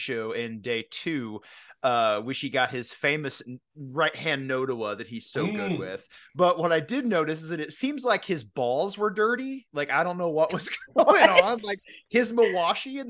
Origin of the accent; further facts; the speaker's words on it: Kinnard, Indiana, United States; I grew up in a town called Kinnard